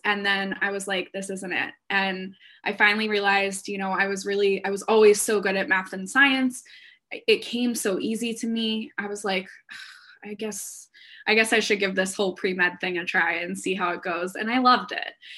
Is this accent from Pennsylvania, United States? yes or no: yes; Philadelphia, Pennsylvania, United States; also born or lived in Orlando; I'm from the Philadelphia area